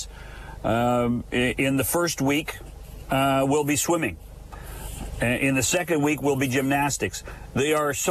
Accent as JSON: {"language": "English", "country": "Canada", "said": "we're Canadian"}